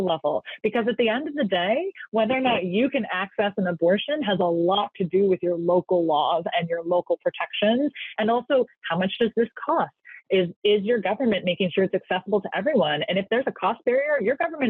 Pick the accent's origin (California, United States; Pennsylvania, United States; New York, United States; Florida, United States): California, United States; now in Washington, D.C., United States; I'm from California, the great state of California. I'm here in Washington, D.C. now.